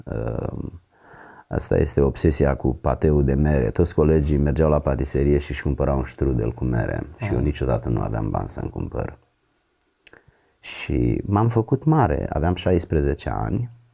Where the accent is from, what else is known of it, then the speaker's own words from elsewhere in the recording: a village near Giurgiu, Giurgiu County, Romania; n-am avut absolut nicio legătură decât cu biserica ortodoxă din satul meu. Însă după ce am devenit adolescent și am mers la Giurgiu în oraș